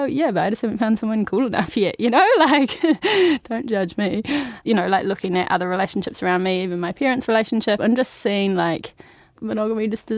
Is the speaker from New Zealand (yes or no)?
yes; Timaru, Canterbury, New Zealand; moved away as an adult; now in Wellington, New Zealand; I'm originally from Timaru